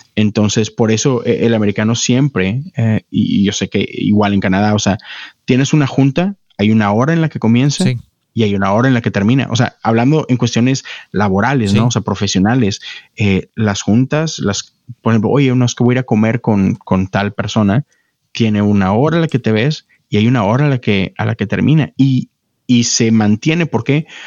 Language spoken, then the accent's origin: Spanish; Monterrey, Nuevo León, Mexico; moved away as an adult; now in Houston, United States; yo nací, crecí en Monterrey, México. Este, estuve ahí por 30 años